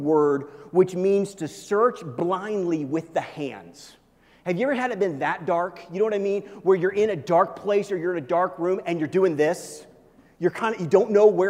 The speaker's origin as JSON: {"language": "English", "region": "Missouri", "country": "United States", "tie": "born or raised there", "moved": "yes", "lives_now": "Colorado, United States", "said": "where I grew up in Missouri"}